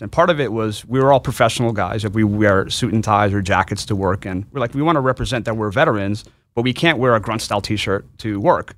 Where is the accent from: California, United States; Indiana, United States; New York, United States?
New York, United States; New York City; I'm from New York City originally. Um, my, my, I'm an immigrant. My parents came from, uh, uh, from Bangladesh, but I was born and raised in New York.